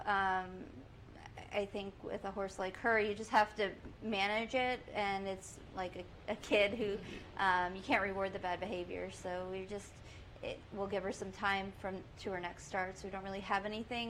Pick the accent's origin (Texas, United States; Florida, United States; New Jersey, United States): Florida, United States; Southwest; moved away as an adult; now in Saratoga Springs, United States; I was born in Saratoga, uh, and my family was involved and still involved with uh, the Standardbreds, and that's how I got my start into any sort of racetrack life. And they, my parents got out of it when I was about nine years old, and we moved to Southwest Florida, which is where I grew up